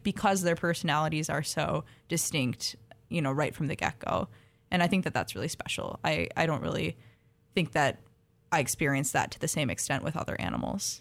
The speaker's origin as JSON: {"language": "English", "region": "Minnesota", "country": "United States", "tie": "born or raised there", "said": "I grew up in Minnesota"}